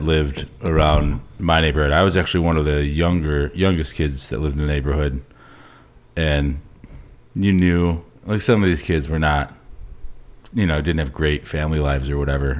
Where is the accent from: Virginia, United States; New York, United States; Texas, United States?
New York, United States; Canastota; I've lived here most of my life.